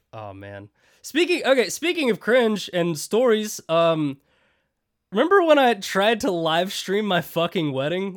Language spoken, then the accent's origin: English; United States; resident American